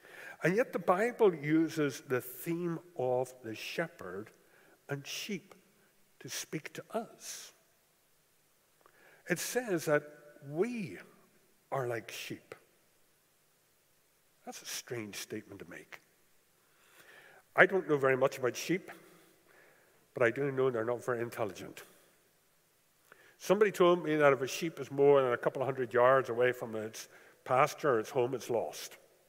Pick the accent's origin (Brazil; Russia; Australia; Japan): Japan; As you are aware, I grew up in Japan, and you never saw sheep in Japan.